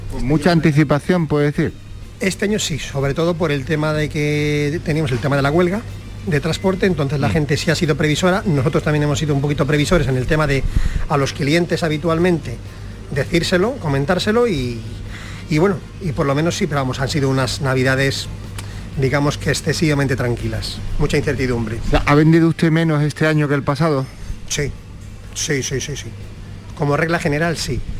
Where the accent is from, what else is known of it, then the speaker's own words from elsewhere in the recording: Valladolid, Castile and León, Spain; Yo soy todo puerto castellano, como buen, como buen vallesoletano.